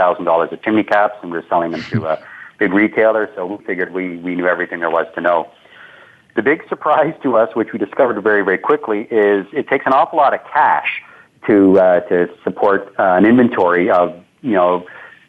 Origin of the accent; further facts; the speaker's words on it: Canada; being a Canadian entrepreneur